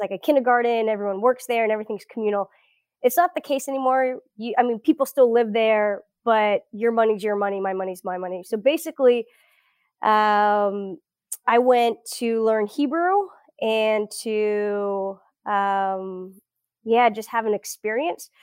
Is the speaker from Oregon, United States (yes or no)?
no; South Florida, United States; first language Portuguese; English is a second language; moved away as an adult; also born or lived in Brazil / Gainesville, Florida / Israel / Birmingham, Alabama; I grew up in South Florida, eh, suburb of Fort Lauderdale, so it's between Fort Lauderdale and Miami